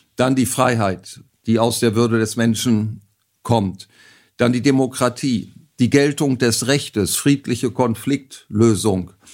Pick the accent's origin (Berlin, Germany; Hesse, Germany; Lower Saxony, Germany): Lower Saxony, Germany; Bersenbrück; in meiner Geburtsstadt Bersenbrück im Landkreis Osnabrück